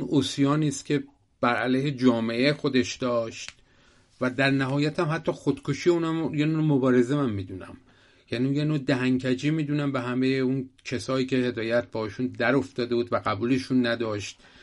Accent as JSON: {"language": "Persian", "town": "Shiraz", "region": "Fars", "country": "Iran", "tie": "born or raised there", "said": "یادم میاد شیراز که بودیم"}